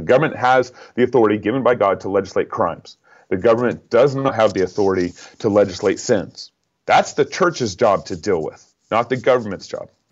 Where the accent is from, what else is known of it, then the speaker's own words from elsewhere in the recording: Texas, United States; now in Idaho, United States; I live in Idaho. Although I grew up in Texas.